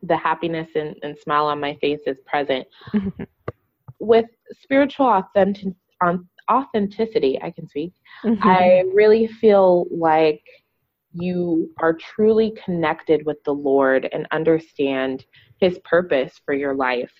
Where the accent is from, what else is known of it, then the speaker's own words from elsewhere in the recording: Los Angeles, California, United States; moved away as an adult; also born or lived in Boston; now in Dallas, United States; Born and raised in Los Angeles and proud of it